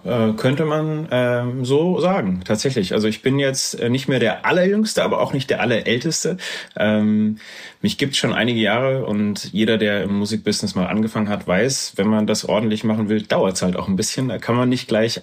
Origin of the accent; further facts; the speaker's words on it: Erfurt, Thuringia, Germany; now in Frankfurt, Germany; dann bin ich nach Erfurt gezogen und bin dort eigentlich groß geworden